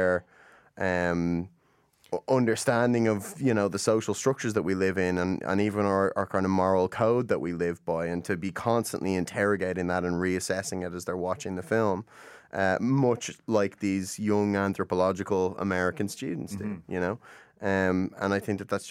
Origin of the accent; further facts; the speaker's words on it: Ireland; I come from Ireland, and obviously we have a rich mythological tradition